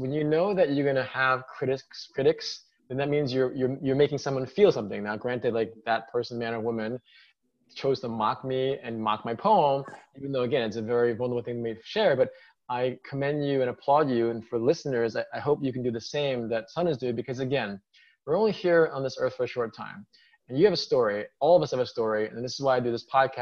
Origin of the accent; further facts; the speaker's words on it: New York, United States; born and raised in New York